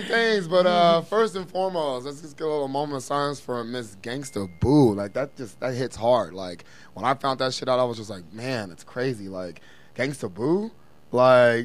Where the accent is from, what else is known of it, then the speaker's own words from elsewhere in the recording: East Coast, United States; I'm from the East Coast